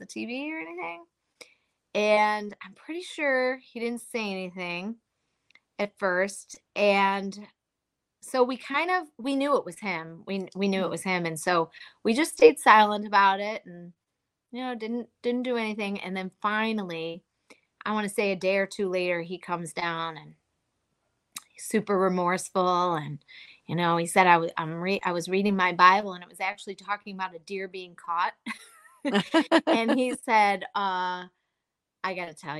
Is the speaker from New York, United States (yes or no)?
yes; Buffalo, New York, United States; we're known for our Buffalo wings